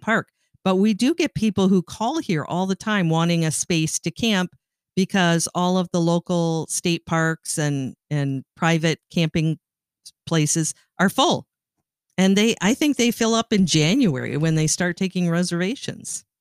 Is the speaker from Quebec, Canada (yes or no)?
no; Sault Ste. Marie, Ontario, Canada; moved away; I grew up in Sault Ste. Marie, Ontario, Canada